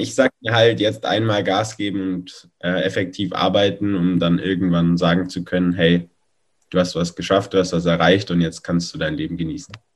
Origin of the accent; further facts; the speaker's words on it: Allgäu, Bavaria, Germany; Dann hatte ich bei uns im Allgäu so meine ersten Laufsteg-Jobs auf Modenschauen